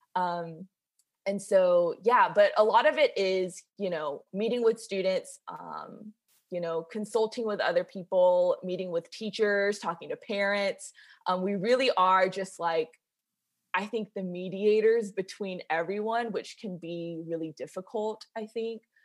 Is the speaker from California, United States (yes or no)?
no; Macon, Georgia, United States; I grew up in Macon, Georgia